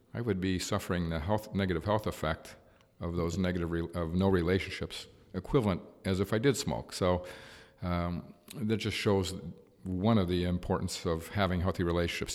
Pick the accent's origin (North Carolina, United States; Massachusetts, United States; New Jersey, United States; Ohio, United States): Ohio, United States; Cleveland; Was raised in the inner city of Cleveland, near the, near the West Side Market